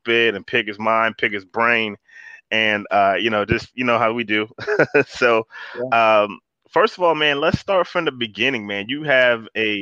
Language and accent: English; Florida, United States; I grew up in Florida